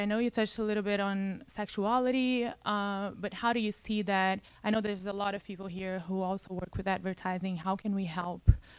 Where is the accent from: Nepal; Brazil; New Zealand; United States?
Brazil; moved away; I'm also from Brazil.